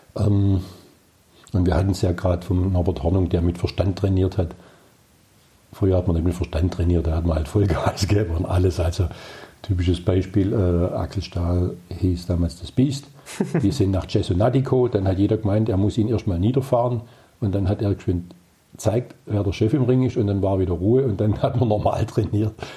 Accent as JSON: {"language": "German", "town": "Herrenberg", "region": "Baden-Württemberg", "country": "Germany", "tie": "born or raised there", "said": "ein Innenstadtkind, in der Schuhgasse auf die Welt gekommen"}